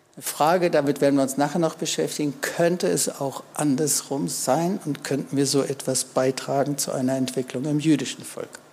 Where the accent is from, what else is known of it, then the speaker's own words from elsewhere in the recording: Germany; Wir wissen das als Deutsche